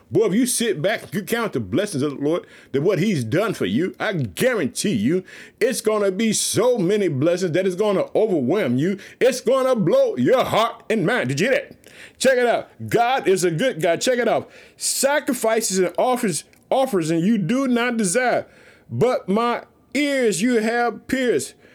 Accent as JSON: {"language": "English", "region": "Illinois", "country": "United States", "tie": "born or raised there", "also_born_or_lived": "Chicago", "said": "Illinois, which is my home state. Uh, I live in the city of Chicago."}